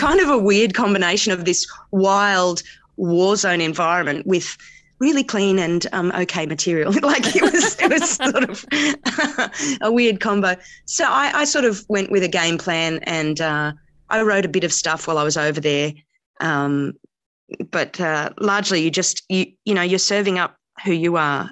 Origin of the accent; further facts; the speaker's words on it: Canberra, Australian Capital Territory, Australia; also born or lived in India / Sydney; nine years, um, and then we moved to Australia after that, and I moved to Canberra. So, I see Canberra, I suppose, as my hometown